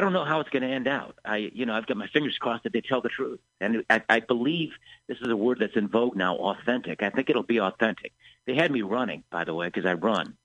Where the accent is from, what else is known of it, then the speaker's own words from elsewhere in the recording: Chicago, Illinois, United States; I come from Chicago